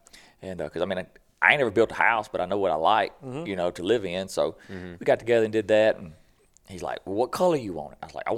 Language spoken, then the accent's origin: English; Boogie Bottom, Mississippi, United States; We always joke, I'm down from Boogie Bottom, what they call it, so where I grew up.